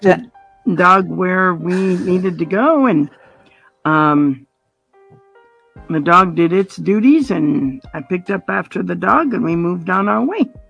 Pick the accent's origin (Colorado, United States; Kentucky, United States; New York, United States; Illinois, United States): Colorado, United States; moved away as an adult; also born or lived in Indiana; now in Montana, United States; I was born in Indiana, grew up in Colorado, and moved up here when Jim and I got married